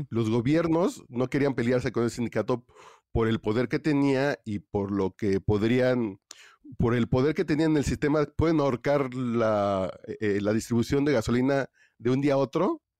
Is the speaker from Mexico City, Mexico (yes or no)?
yes; Mexico City, Mexico; pues yo soy aquí de Tacubaya